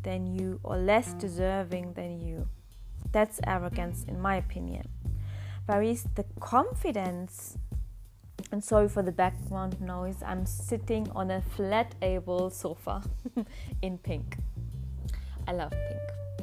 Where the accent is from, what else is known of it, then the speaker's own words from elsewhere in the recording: Germany; English is a second language; I was born in Germany